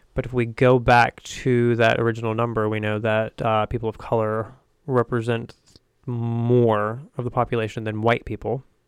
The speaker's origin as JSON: {"language": "English", "region": "the South", "country": "United States", "tie": "born or raised there", "said": "I grew up in the South, and I didn't see myself reflected in the world around me"}